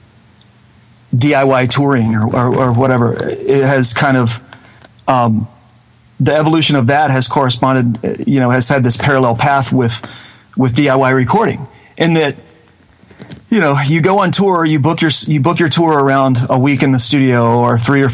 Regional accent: Batesville, Mississippi, United States; moved away as an adult; also born or lived in Murfreesboro, Tennessee; I was born and raised in North Mississippi, about 45 minutes south of Memphis, on I-55, and ended up moving to Murfreesboro, Tennessee

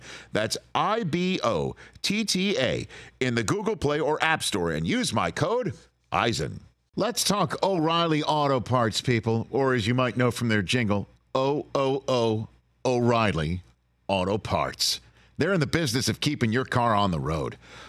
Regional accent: New York City, New York, United States; I'm from Staten Island, New York.

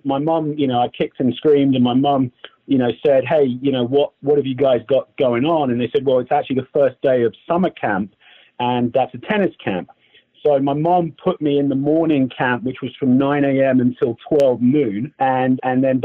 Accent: England, United Kingdom; moved away; I played a lot of other sports growing up in England

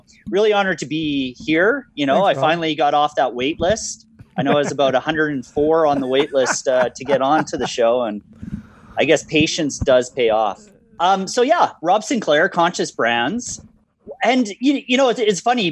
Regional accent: Calgary, Alberta, Canada; a Calgarian, and more specifically a Bonesian, which is the community I live in.

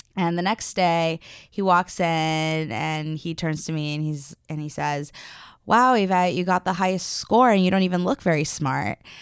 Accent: Los Angeles, California, United States; I am from Los Angeles

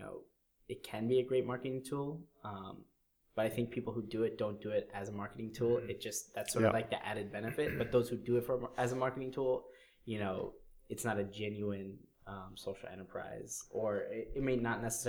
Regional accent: Wallingford, Connecticut, United States; Connecticut because it's my home state. Born and raised in Wallingford.

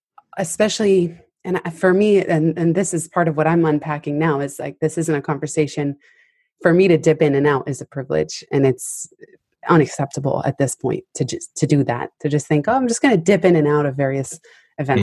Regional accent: San Francisco, California, United States; also born or lived in Palo Alto; I grew up in San Francisco, went to middle school in Palo Alto

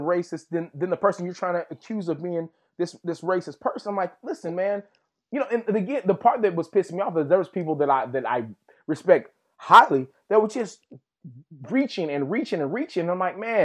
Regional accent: Texas, United States; where I grew up in Texas.

